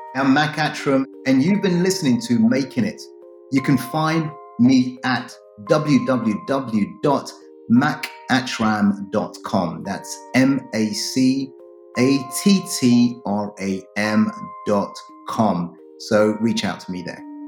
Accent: United Kingdom; born or raised there; also born or lived in Ghana

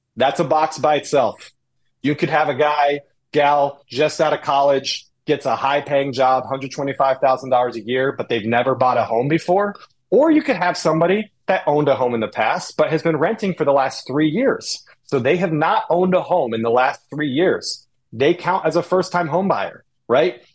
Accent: Indianapolis, Indiana, United States; also born or lived in the South (US); now in Cleveland, United States; I grew up in Indy

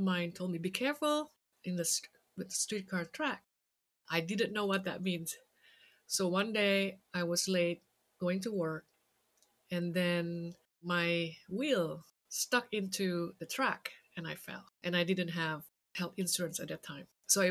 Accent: Jakarta, Indonesia; moved away; I grew up in Jakarta, Indonesia.

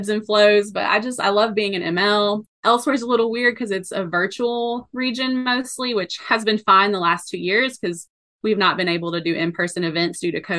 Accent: East Tennessee, United States; moved away as an adult; also born or lived in South Carolina; I ended up back in my hometown in East Tennessee

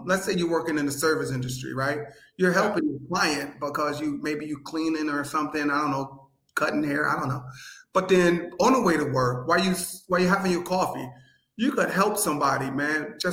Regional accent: Akron, Ohio, United States; also born or lived in Cleveland; We're transplants. We moved up here from Cleveland a long time ago. So our family essentially is in Cleveland. So we started the Akron wing of our crew

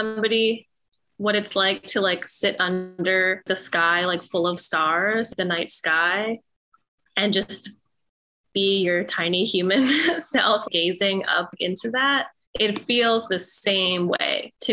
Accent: Philadelphia, Pennsylvania, United States; I was born and raised here in Philly.

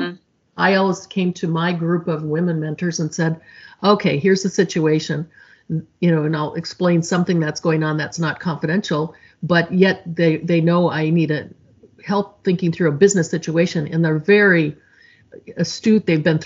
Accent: Midwest, United States; I'm from the Midwest

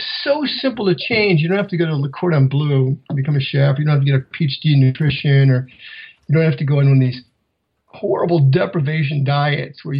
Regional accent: Iowa, United States; I grew up in Iowa

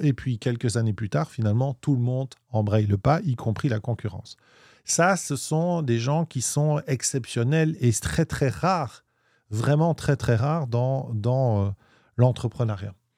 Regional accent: Belgium; on est belge, on dit 8

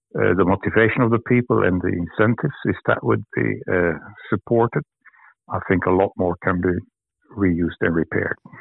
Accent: Belgium; moved away as an adult; now in Sydney, Australia; I come from Belgium. I moved here more than 10 years ago

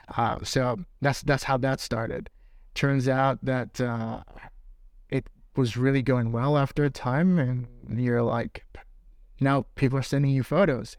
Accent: New York, United States; moved away as an adult; now in London, United Kingdom; I'm from New York.

